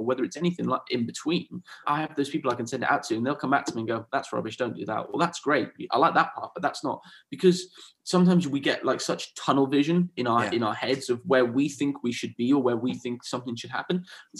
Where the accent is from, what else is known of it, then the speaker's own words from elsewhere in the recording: Swansea, Wales, United Kingdom; also born or lived in Spain; so I'm from a bit of everywhere, really. I grew up in South Wales, in Swansea. Okay. So when I was about 9 years old, my family moved to Spain.